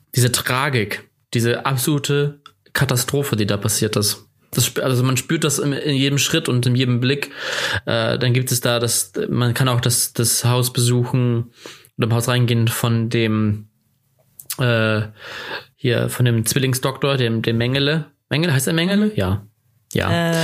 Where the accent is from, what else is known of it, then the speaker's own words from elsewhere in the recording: Germany; als Deutscher